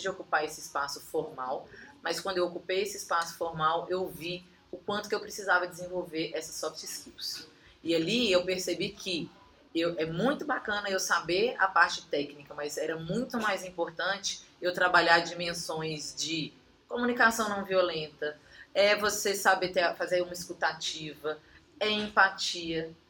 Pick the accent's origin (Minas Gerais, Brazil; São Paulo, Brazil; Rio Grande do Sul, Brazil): Minas Gerais, Brazil; accent: Minas Gerais (mineiro); also born or lived in Brasília; Já lá no estado de Minas, para onde eu voltei, acho que o sotaque deve denunciar